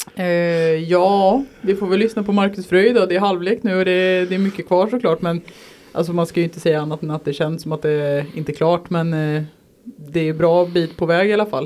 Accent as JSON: {"language": "Swedish", "town": "Vargön", "region": "Västra Götaland", "country": "Sweden", "tie": "born or raised there", "said": "Jag är från Vargön"}